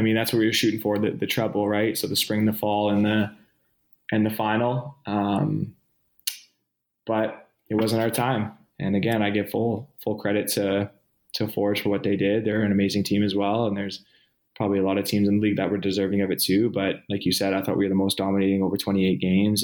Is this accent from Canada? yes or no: yes; Vancouver, British Columbia, Canada; born or raised there; moved away